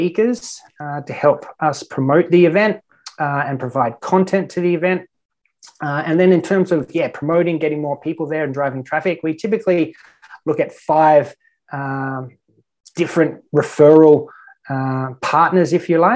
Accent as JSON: {"language": "English", "country": "Australia", "moved": "as an adult", "lives_now": "Malta", "said": "I'm an Australian online business owner."}